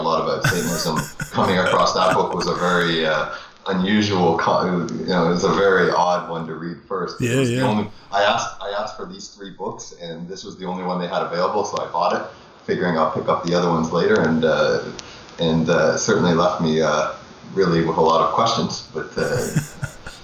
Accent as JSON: {"language": "English", "region": "Ontario", "country": "Canada", "tie": "born or raised there", "said": "I'm from Toronto. Well, I'm living in Toronto, Canada, right now, and grew up in Ontario all my life"}